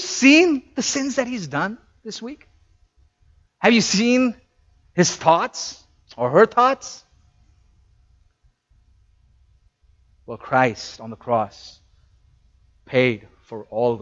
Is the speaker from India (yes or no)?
yes; India; moved away; I come from India